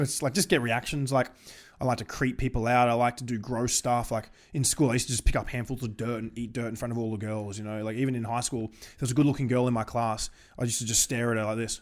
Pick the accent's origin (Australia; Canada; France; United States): Australia